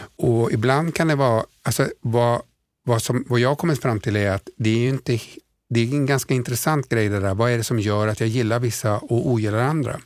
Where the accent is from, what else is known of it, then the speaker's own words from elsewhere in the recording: Sweden; vi kommer från Sverige